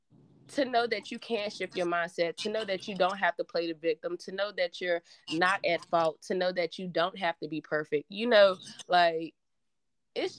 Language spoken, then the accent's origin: English; Danville, Virginia, United States; I'm from Danville, Virginia. Okay. And I'm still currently in the same place